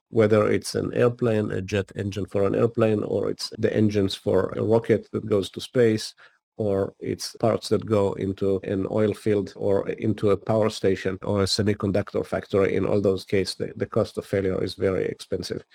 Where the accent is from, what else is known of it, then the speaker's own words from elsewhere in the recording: Israel; moved away as an adult; now in United States; I grew up in Israel and spent the first ten years of my career in the technology unit of the Israeli intelligence